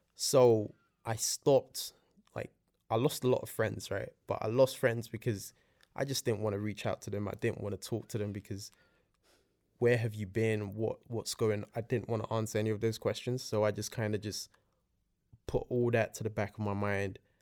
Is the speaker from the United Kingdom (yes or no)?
yes; London, United Kingdom; born or raised there; also born or lived in Nigeria